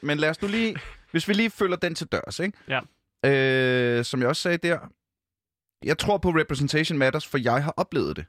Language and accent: Danish; Ølstykke, Capital Region of Denmark, Denmark; also born or lived in Gribskov; now in Copenhagen, Denmark; jeg er jo, øh, født i Gribskov. Gribskov? Øh, hvad hedder det? Øh, og så, øh, derefter Ølstykke